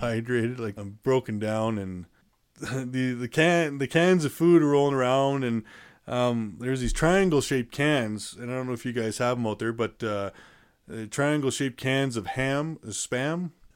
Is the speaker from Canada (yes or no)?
yes; Calgary, Alberta, Canada; shipped me off to my hometown, Calgary